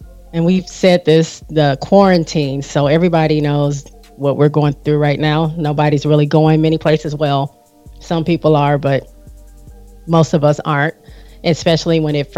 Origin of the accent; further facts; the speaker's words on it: Michigan, United States; We're both from the Midwest